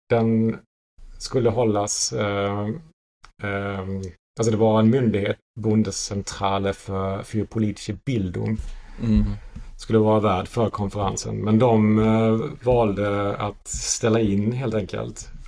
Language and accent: Swedish; Sweden; moved away; att man kommer från en annan yttrandefrihetskontext. Som svensk.